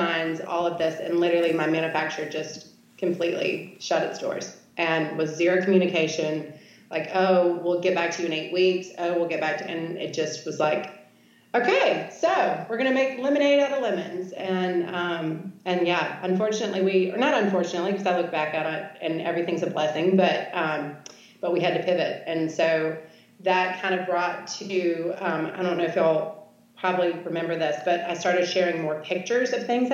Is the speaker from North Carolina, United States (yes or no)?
yes; Charlotte, North Carolina, United States; also born or lived in Oxford, Mississippi / New York; now in Shreveport, United States; I grew up in Charlotte, North Carolina, and then by way of Oxford, Mississippi, and New York. Now I've ended up in Shreveport, Louisiana